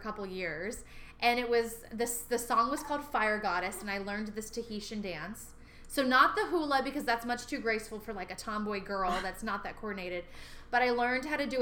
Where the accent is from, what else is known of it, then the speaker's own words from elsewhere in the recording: Sierra Vista, Arizona, United States; moved away; also born or lived in Fort Hood, Texas; my hometown of Sierra Vista